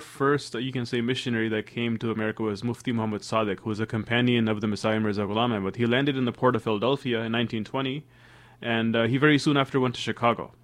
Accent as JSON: {"language": "English", "town": "Toronto", "region": "Ontario", "country": "Canada", "tie": "born or raised there", "also_born_or_lived": "Sierra Leone / Washington, D.C.", "moved": "yes", "said": "I was raised in Toronto, Canada. I was a year old when we moved to, from Sierra Leone to Toronto, Canada"}